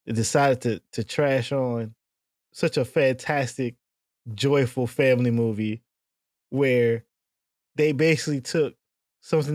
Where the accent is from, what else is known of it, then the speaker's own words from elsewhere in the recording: Washington, District of Columbia, United States; I'm not from New York City. I am from the D.C. area. We said tennis shoes back then